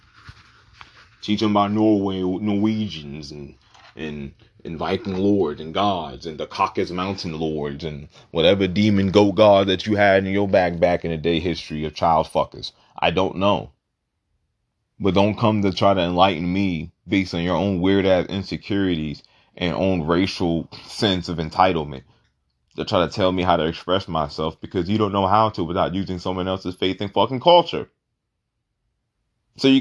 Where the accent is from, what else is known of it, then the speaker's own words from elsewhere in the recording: Puerto Rico; I'm not from Africa. I was born in Puerto Rico.